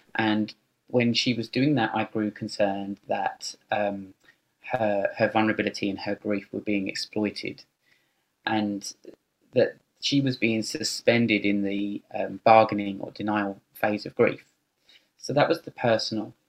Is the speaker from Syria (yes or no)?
no; United Kingdom; moved away as an adult; also born or lived in London; now in Sydney, Australia; I'm British and I've lived in Australia for ten years, and at the time when I st- uh, started writing the book, um, I was living in London